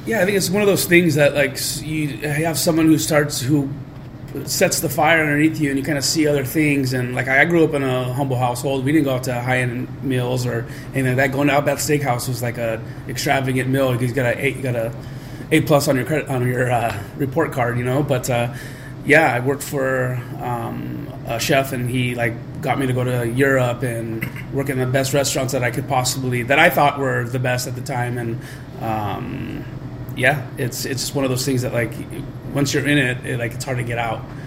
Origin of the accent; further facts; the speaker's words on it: Southern California, United States; moved away as an adult; also born or lived in San Francisco / Chicago; now in St. Louis, United States; we grew up in Southern California